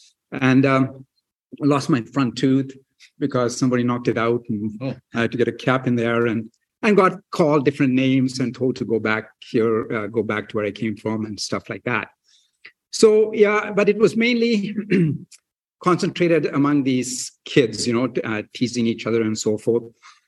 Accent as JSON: {"language": "English", "town": "New Westminster", "region": "British Columbia", "country": "Canada", "tie": "born or raised there", "said": "Then when I was 12 years old, our family moved to Canada, my mom and dad and my sister. And I grew up here in New Westminster. I attended New Westminster Secondary School."}